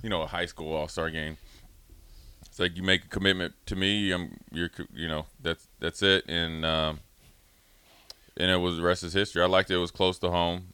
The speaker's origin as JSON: {"language": "English", "region": "Minnesota", "country": "United States", "also_born_or_lived": "Washington, D.C.", "said": "I'm from Minnesota, but all my roots are in, from D C"}